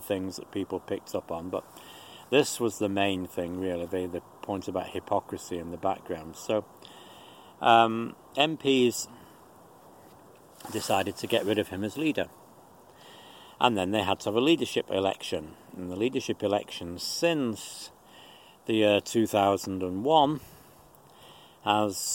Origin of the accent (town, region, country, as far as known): United Kingdom; moved away